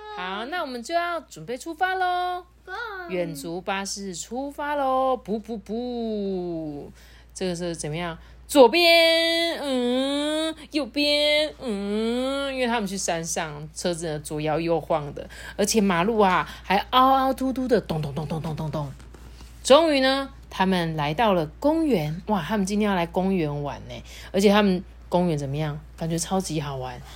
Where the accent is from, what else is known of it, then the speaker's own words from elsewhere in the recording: Taiwan; 身为台湾人，我光荣